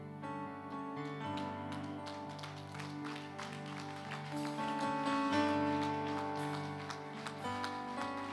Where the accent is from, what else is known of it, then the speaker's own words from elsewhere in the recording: New York City, New York, United States; I'm from New York. I'm from the South Bronx. My era, you graduated. I went to Taft High School